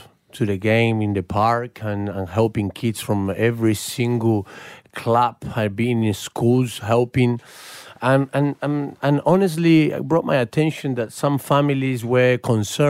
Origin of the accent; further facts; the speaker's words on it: Rosario, Santa Fe, Argentina; now in Australia; I was growing up in Rosario